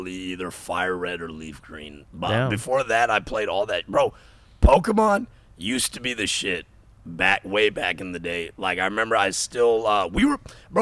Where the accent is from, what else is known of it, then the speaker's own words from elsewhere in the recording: United States; I'm from America